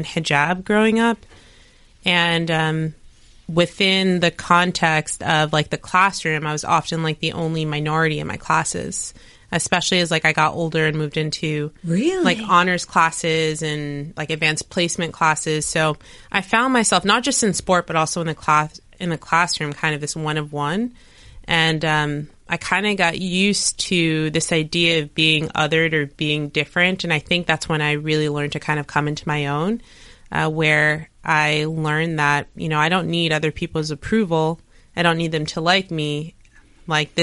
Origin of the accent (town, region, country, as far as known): Maplewood, United States; born or raised there; moved away